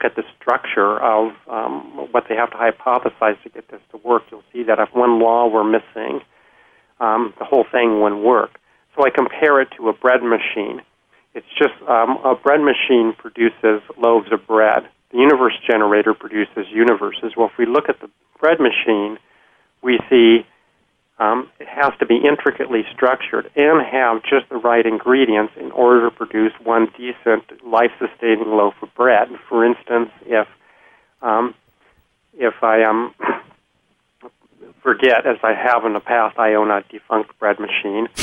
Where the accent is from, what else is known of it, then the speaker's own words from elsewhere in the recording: Washington, United States; I'm from Washington State